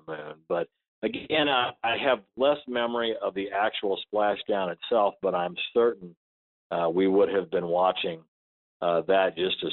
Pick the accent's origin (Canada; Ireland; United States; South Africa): United States; Chamois, Missouri; My hometown was in was Chamois, Missouri, in Osage County, Missouri. We grew up on a farm out in the country